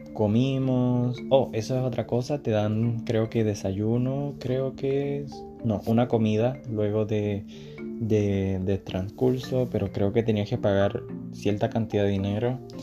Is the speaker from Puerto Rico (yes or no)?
yes; Puerto Rico; yo soy de Puerto Rico, el Caribe, ríos, playas, etc.